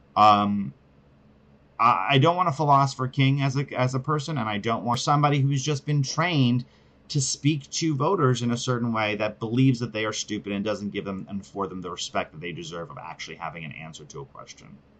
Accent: New York City, New York, United States; I'm from New York City my whole entire life

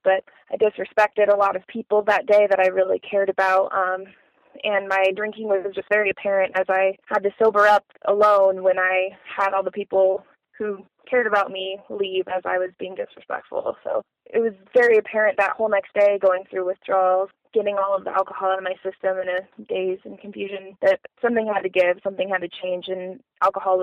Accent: Colorado, United States; I am actually from Colorado

